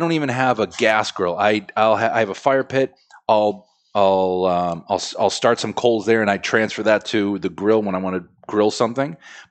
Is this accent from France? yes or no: yes; France; English is a second language; Bread. I'm French.